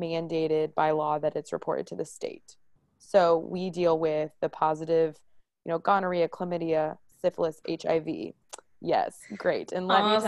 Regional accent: Maryland Heights, Missouri, United States; I am from the St. Louis area. I grew up in Maryland Heights.

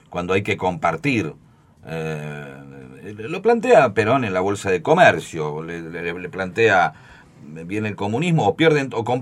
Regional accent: Buenos Aires, Argentina; somos de Capital Federal, sí. somos todos porteños.

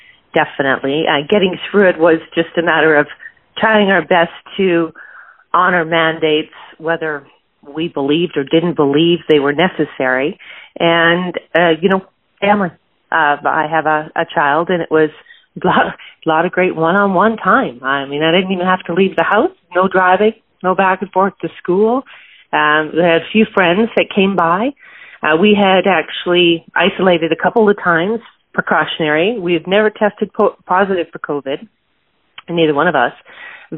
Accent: Calgary, Alberta, Canada; I was born in Calgary, Alberta, Canada, and being Canadian, living in an oil-rich city

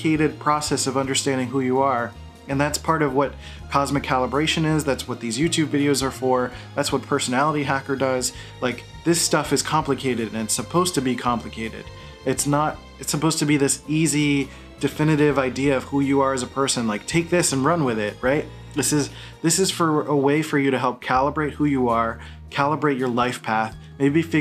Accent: Philadelphia, Pennsylvania, United States; I grew up in Philadelphia

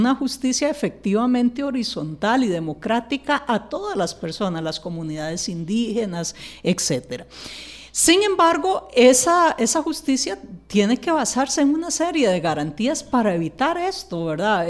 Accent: Costa Rica

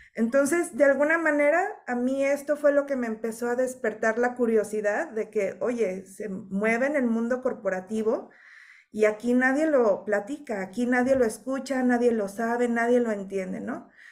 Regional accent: Mexico; conciencia o cultura que tenemos como mexicanos

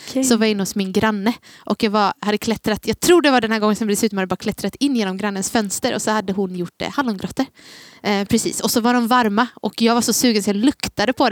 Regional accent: Gnosjö, Jönköping County, Sweden; also born or lived in Taberg; now in Gothenburg, Sweden; Jag är från Gnosjö från början men jag har bott i Taberg i tre år. I eh, ja. när jag gick i gymnasiet det gjorde jag i Jönköping. Så då bodde jag där.

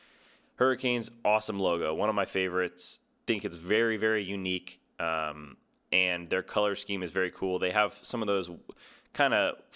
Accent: New Jersey, United States; I'm from New Jersey

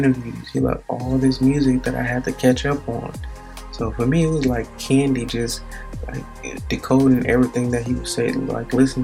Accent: Gary, Indiana, United States; I come from Gary, Indiana. You don't even have to explain it. Just in the 90s, it was the murder capital.

